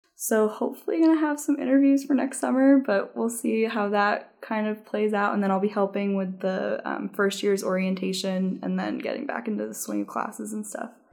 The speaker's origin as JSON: {"language": "English", "region": "New Jersey", "country": "United States", "tie": "born or raised there", "also_born_or_lived": "Massachusetts / Washington, D.C.", "moved": "as an adult", "said": "I grew up in New Jersey"}